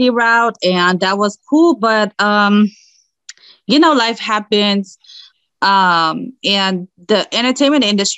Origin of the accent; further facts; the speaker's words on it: Germany; also born or lived in Morocco; I was born in Morocco. I grew up in Germany